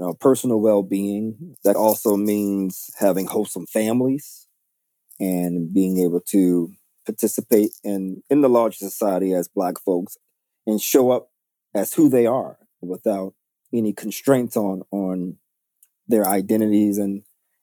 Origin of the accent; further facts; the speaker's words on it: New York City, New York, United States; I was born and raised in New York City, and specifically Harlem